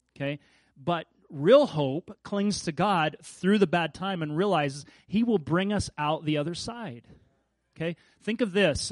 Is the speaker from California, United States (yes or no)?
no; Kansas, United States; I grew up in Kansas